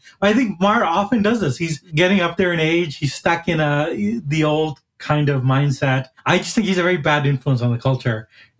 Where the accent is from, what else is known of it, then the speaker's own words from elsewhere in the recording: India; born there; I was born in India and I was just watching, you know, this very, a little bit too nationalistic, but still very good action movie, RRR.